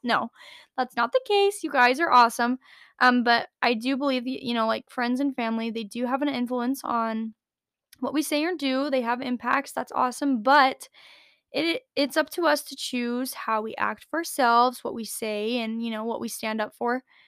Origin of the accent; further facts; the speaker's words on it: United States; also born or lived in Las Vegas, Nevada; the good old Mormon community of Idaho and Utah that I switched to at a very young age, I was seven